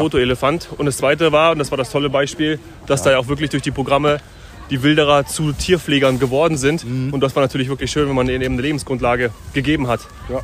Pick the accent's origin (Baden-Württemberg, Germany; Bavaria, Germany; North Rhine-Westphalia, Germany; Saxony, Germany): Bavaria, Germany; Munich; ich komme ja gewöhnlich aus München